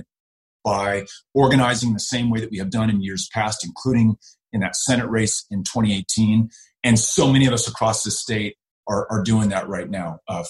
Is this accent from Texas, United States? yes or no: yes; Texas, United States; beyond my pride as a Texan